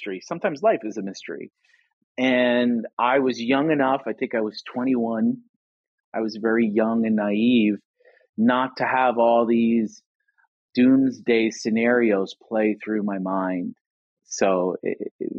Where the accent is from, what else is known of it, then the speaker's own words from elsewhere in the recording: New York City, New York, United States; I grew up in Staten Island.